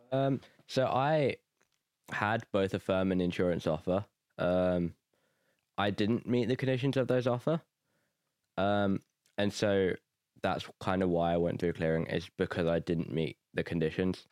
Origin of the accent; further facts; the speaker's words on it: Nuneaton, West Midlands, United Kingdom; moved away as an adult; now in Belfast, United Kingdom; I'm from Nuneaton, England